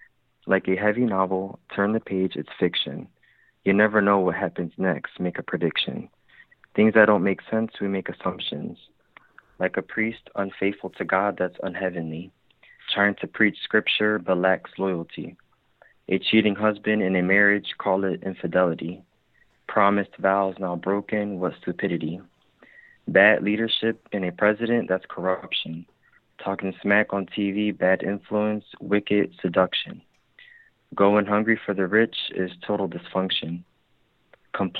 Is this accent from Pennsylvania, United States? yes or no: yes; Philadelphia, Pennsylvania, United States; now in Maryland, United States; I am calling from Maryland, but my number is from Philadelphia, so I'm originally from Philadelphia.